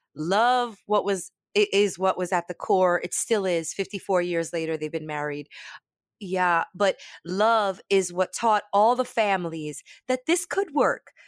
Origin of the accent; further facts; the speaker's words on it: Brooklyn, New York, United States; growing up in Brooklyn, Brooklyn